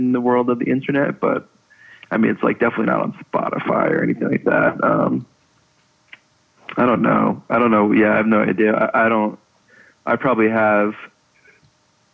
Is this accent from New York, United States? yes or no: yes; Levittown, New York, United States; we grew up in Levittown